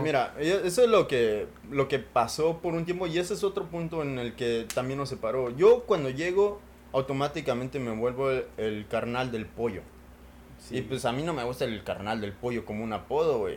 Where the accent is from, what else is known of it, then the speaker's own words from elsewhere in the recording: Mexico; now in United States; Raúl y yo pues crecimos en México